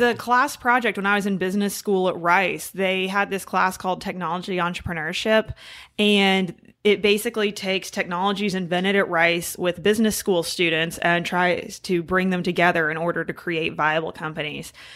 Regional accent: Houston, Texas, United States; I'm from Houston

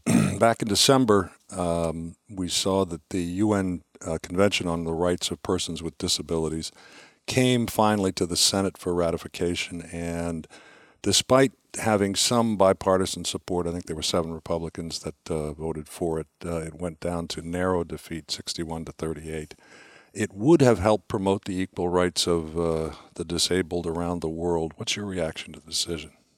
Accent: Washington, District of Columbia, United States; I'm, I'm from Washington, D C

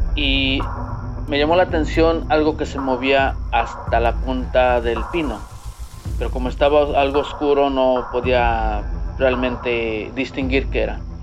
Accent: Tlaxcala, Mexico; moved away as an adult; now in United States; yo soy del estado de Tlaxcala

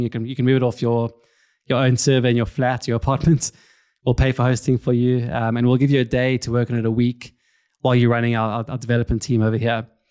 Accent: Cape Town, Western Cape, South Africa; now in London, United Kingdom; I'm originally from Cape Town, South Africa. You can probably hear it from the accent.

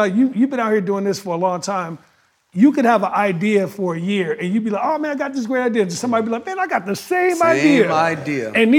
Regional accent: Gary, Indiana, United States; I came from Gary, Indiana, raised by a single mom.

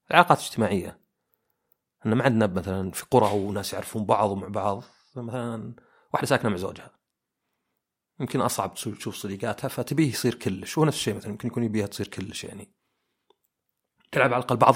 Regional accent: Oman; انا مثلا عماني كانوا الى فتره قريبه اللي يعني جدي وجدتي وعمي وزوجته وعمي الثاني ساكنين في زي البيت الكبير

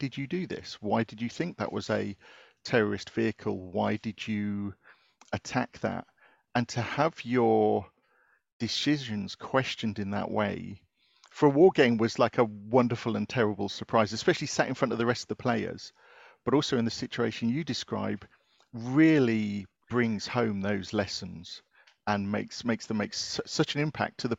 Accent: United Kingdom; from being British

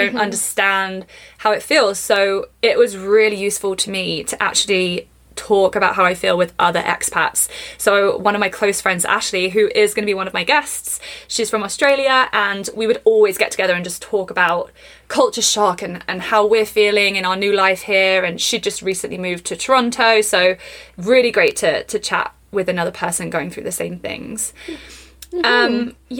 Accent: England, United Kingdom; now in Canada; do you think I sound really, really English? Or do you think I have like a Canadian twang? You know, I've been here for 4 years.

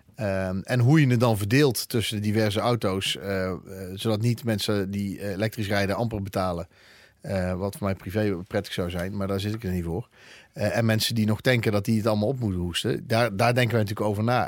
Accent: Eindhoven, North Brabant, Netherlands; now in Breda, Netherlands; ik kom uit Eindhoven

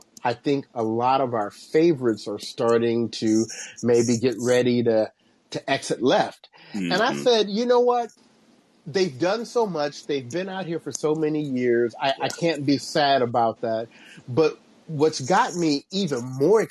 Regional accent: Cincinnati, Ohio, United States; my hometown where I grew up, Cincinnati

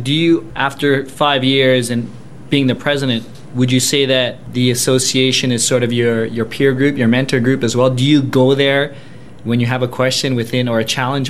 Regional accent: Canada; myself being Canadian

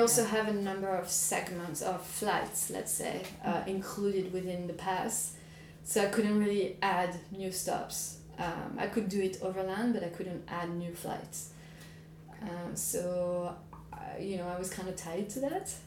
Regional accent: France; moved away as an adult; France, which is my home country

